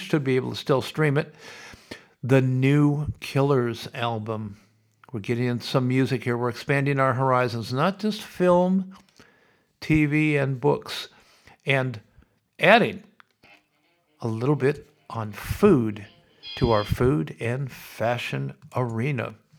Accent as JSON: {"language": "English", "town": "Sioux City", "region": "Iowa", "country": "United States", "tie": "born or raised there", "moved": "as an adult", "lives_now": "Australia", "said": "when I was growing up in Sioux City"}